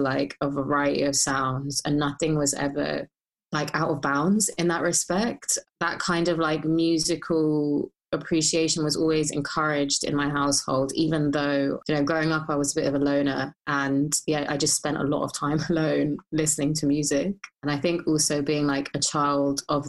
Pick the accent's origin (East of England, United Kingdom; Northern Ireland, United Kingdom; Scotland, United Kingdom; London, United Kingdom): London, United Kingdom; Hounslow; I grew up in Hounslow